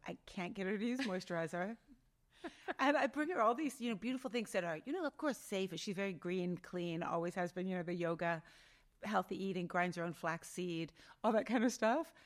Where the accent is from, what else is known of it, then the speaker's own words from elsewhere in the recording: Outlook, Saskatchewan, Canada; moved away; I grew up in, I was born in Saskatchewan in a little town called Outlook.